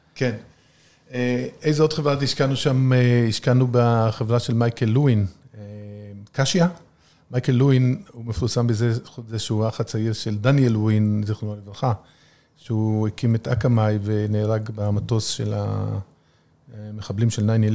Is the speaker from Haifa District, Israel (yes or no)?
yes; Haifa, Haifa District, Israel; moved away as an adult; also born or lived in United States; אנחנו גדלנו בחיפה